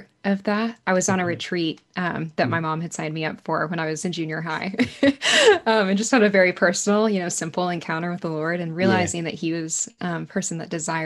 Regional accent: Arlington, Texas, United States; I grew up in Arlington, Texas, so right outside of Dallas

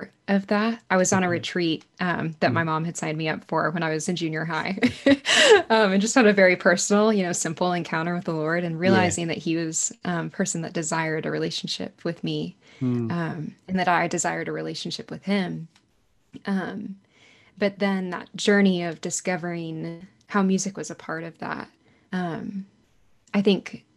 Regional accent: Arlington, Texas, United States; I grew up in Arlington, Texas, so right outside of Dallas and Fort Worth

